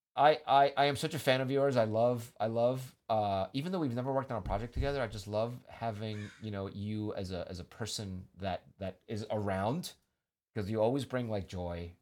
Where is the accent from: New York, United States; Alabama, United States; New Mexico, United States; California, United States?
New York, United States; now in San Francisco, United States; York, not originally, but I grew up there